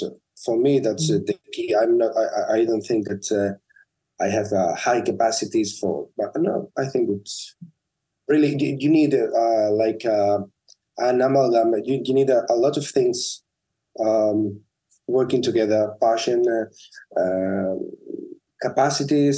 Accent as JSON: {"language": "English", "area": "La Palma", "region": "Canary Islands", "country": "Spain", "tie": "born or raised there", "also_born_or_lived": "Tenerife", "said": "When I was 17, I moved from La Palma to Tenerife to study medicine"}